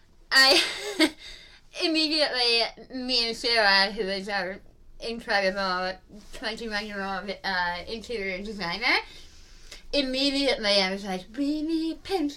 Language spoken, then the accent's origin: English; United Kingdom; Like I mentioned, I'm British and not the fancy kind. Like, my parents are from, like, the East End of London.